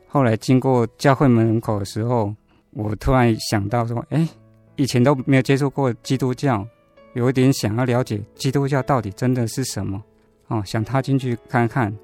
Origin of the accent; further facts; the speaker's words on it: Taiwan; 我其实是出生在台湾的传统信仰家庭啊